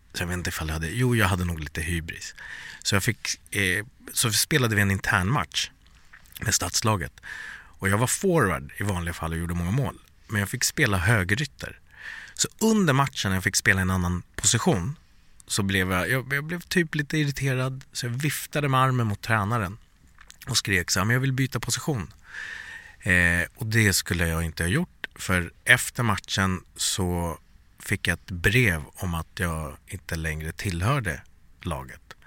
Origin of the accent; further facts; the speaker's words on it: Sweden; also born or lived in Bangladesh (ancestry) / USA (lived one year); I'm born and raised in Sweden but I'm from Bangladesh